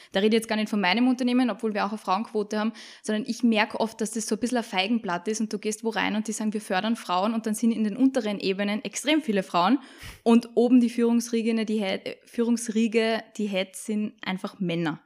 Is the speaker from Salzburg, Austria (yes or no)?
yes; Salzburg, Austria; accent: Salzburg dialect; moved away; also born or lived in Vienna; ich bin eine Salzburgerin, hört man vielleicht am Dialekt